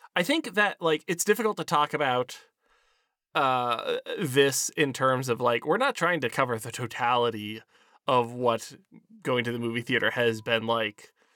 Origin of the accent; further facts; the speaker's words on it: Pennsylvania, United States; we are both from Pennsylvania